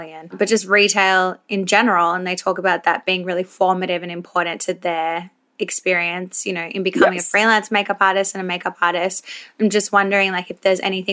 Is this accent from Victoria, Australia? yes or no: yes; Melbourne, Victoria, Australia; I'm from Melbourne